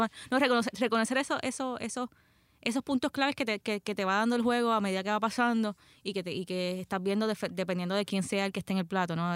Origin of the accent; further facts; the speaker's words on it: Puerto Rico; soy puertorriqueña